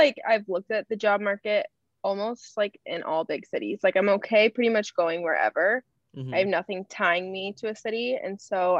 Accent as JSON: {"language": "English", "town": "Kansas City", "country": "United States", "also_born_or_lived": "Arkansas", "moved": "as an adult", "lives_now": "Chicago, United States", "said": "I am originally from Kansas City, but I am going to school right now with Ruben up in Chicago. I did my undergrad in Arkansas"}